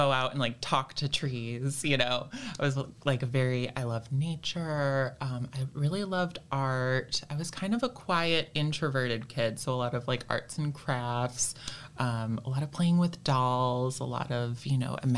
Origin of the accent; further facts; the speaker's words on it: Ann Arbor, Michigan, United States; I grew up in Ann Arbor